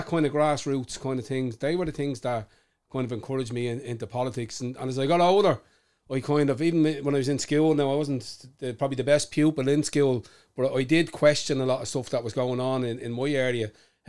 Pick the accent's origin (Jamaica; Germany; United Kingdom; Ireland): Ireland; Dublin, Leinster; accent: working class; So that's where I'm from. I'm from Hairland there originally, from North Clondalkin originally, and I grew up around here.